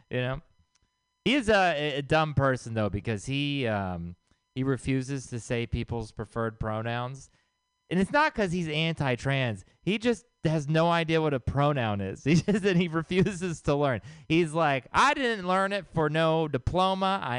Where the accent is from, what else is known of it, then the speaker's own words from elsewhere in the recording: Texas, United States; moved away; I'm from Texas. I'm sorry. I don't represent the people there, okay?